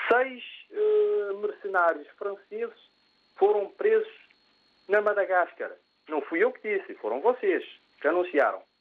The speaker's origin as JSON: {"language": "Portuguese", "country": "Cape Verde", "tie": "born or raised there", "said": "eu sou cabo-verdiano. Eu lembro-me que nos anos 70, quando eu estudava em Cabo Verde"}